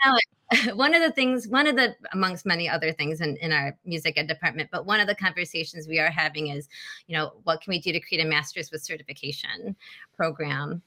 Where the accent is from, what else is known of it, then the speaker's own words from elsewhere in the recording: Michigan, United States; I'm back in my hometown, just five minutes away from mom and dad